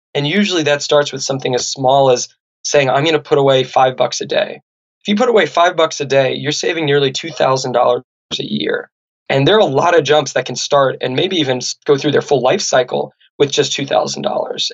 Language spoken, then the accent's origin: English; Santa Barbara, California, United States; where I grew up in Santa Barbara